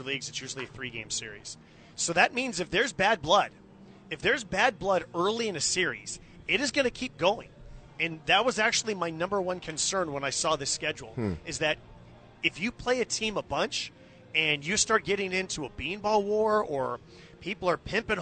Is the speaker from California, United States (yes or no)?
yes; Bay Area, California, United States; I grew up in the Bay Area